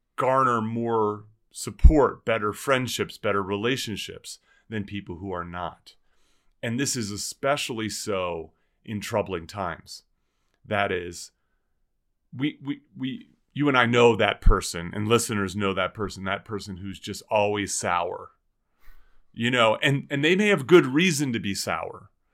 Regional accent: New Jersey, United States; now in Boulder, United States; We grew up in New Jersey

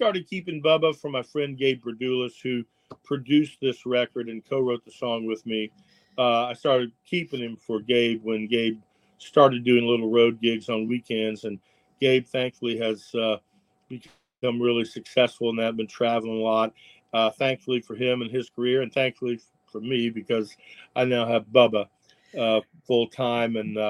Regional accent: Washington, District of Columbia, United States; growing up in Washington, D.C., you know, a lot of pit bulls were what you think they are

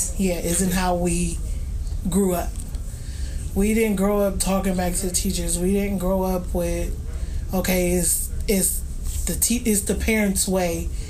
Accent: Youngstown, Ohio, United States; born or raised there

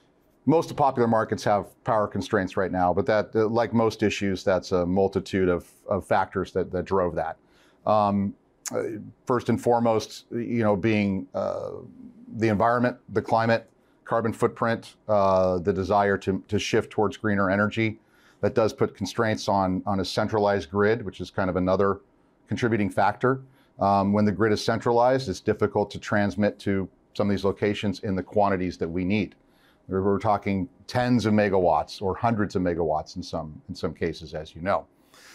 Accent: California, United States; So I'm a California boy, born and bred.

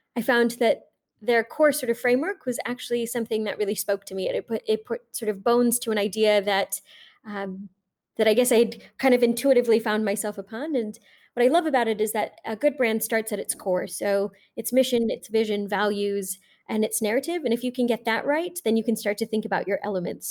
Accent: Tucson, Arizona, United States; I grew up in Tucson, Arizona

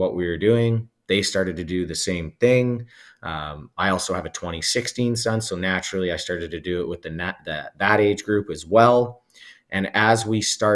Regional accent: Alberta, Canada; also born or lived in Whitby, Ontario; now in Ontario, Canada; I'm also from Alberta

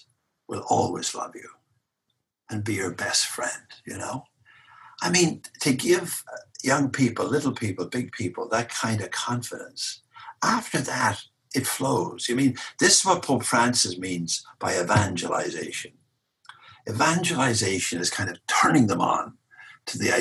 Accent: Ireland; now in Boston, United States; I'm an Irishman

